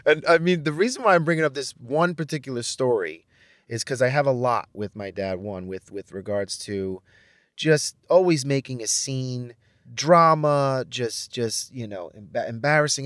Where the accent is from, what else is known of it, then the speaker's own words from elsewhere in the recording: Brentwood, New York, United States; also born or lived in Manhattan, New York / Ronkonkoma, New York; I grew up in Brentwood.